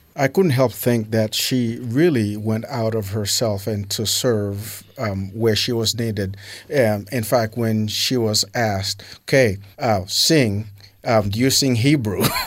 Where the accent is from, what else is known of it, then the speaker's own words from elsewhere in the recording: New York City, New York, United States; also born or lived in Haiti; now in Utah, United States; I grew up in Brooklyn, New York, uh, from Haiti